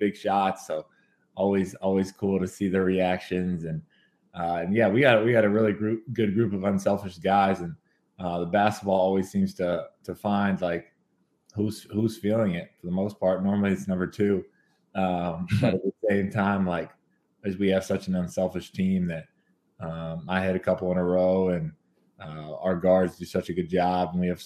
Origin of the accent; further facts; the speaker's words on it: Kentucky, United States; I'm from Kentucky